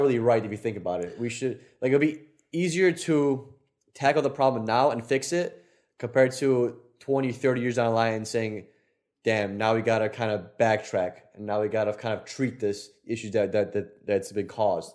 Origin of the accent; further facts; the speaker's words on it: Poland; moved away; our Polish asses